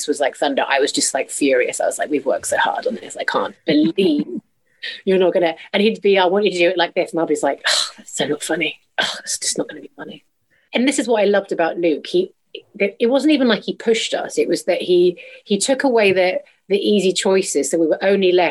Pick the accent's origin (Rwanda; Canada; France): Canada; I'm Canadian